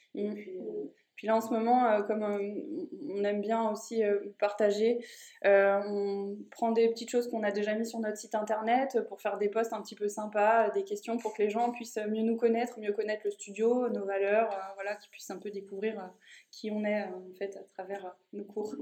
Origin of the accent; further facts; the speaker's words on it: Haute-Savoie, Auvergne-Rhône-Alpes, France; moved away; je viens de Haute-Savoie